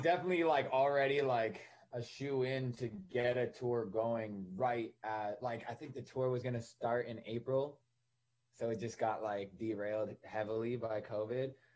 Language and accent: English; Ottawa, Ontario, Canada; also born or lived in Toronto, Canada; now in Los Angeles, United States; I grew up in Ottawa, Canada